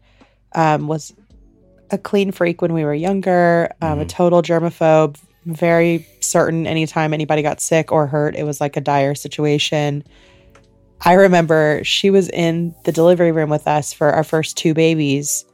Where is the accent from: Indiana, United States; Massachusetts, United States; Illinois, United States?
Indiana, United States; we grew up in Indiana